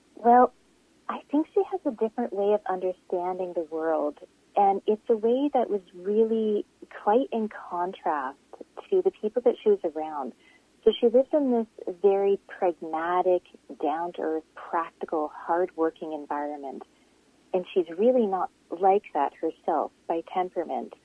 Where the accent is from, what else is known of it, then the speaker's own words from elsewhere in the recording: British Columbia, Canada; also born or lived in Langley, British Columbia / Kitimat, British Columbia; I grew up in BC. I grew up in Langley and Kitimat